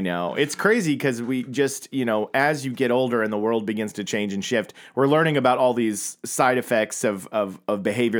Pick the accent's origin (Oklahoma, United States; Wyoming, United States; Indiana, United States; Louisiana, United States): Oklahoma, United States; growing up in Oklahoma